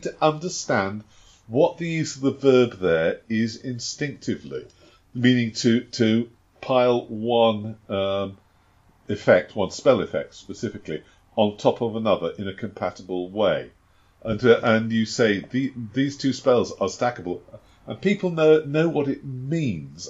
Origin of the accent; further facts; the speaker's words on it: United Kingdom; I am British